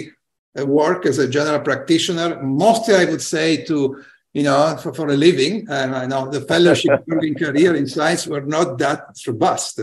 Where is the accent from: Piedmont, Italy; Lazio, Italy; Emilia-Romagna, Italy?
Piedmont, Italy; Turin; I grew up in Torino, Italy, which is a northern industrial